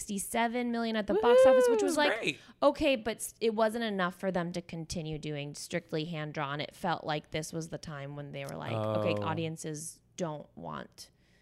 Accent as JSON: {"language": "English", "town": "San Francisco", "region": "California", "country": "United States", "said": "That's like I'm from San Francisco"}